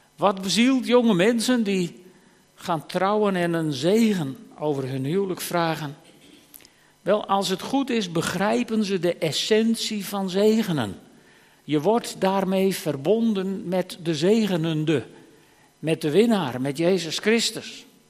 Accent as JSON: {"language": "Dutch", "region": "Friesland", "country": "Netherlands", "said": "als Fries"}